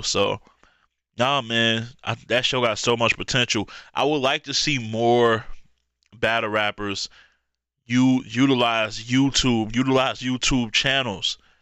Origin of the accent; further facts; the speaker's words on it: Michigan, United States; my hometown in Michigan